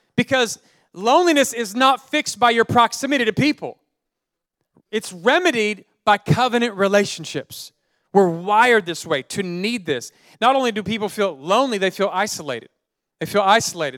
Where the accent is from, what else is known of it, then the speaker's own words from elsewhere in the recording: Oakland, California, United States; I grew up in Oakland, California